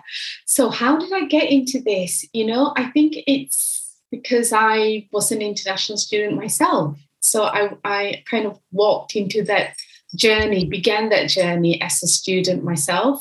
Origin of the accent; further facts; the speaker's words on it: Malaysia; moved away as an adult; now in United Kingdom; Growing up in Malaysia and going through the Malaysian education system